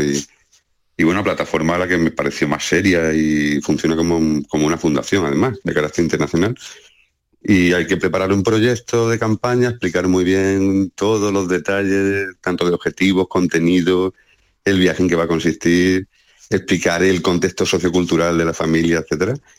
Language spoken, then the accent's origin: Spanish; Cardeña, Andalusia, Spain; now in Jerez de la Frontera, Spain; en Cardeña, que es mi pueblo